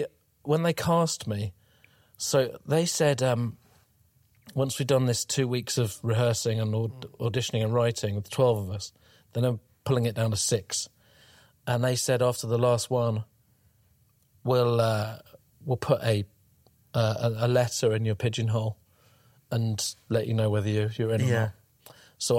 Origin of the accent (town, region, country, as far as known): Cambridge, East of England, United Kingdom; born or raised there